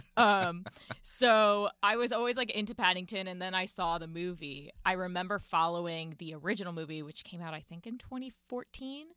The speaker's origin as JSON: {"language": "English", "town": "Winston-Salem", "region": "North Carolina", "country": "United States", "tie": "born or raised there", "also_born_or_lived": "Chicago", "moved": "yes", "lives_now": "New York, United States", "said": "originally from Chicago, I grew up in Winston-Salem, North Carolina"}